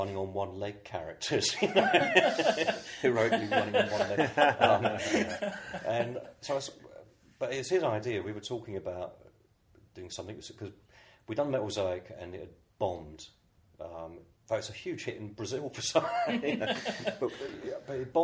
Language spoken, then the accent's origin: English; United Kingdom; I'm a British artist just visiting in New York